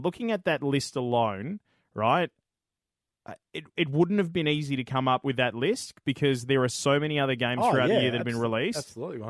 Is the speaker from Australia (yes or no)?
yes; Australia; I'm Australian